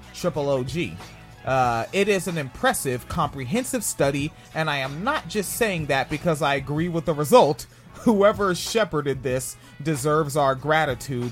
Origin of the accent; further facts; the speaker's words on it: New Jersey, United States; moved away; also born or lived in Orange County, Florida; I was born in New Jersey in Orange County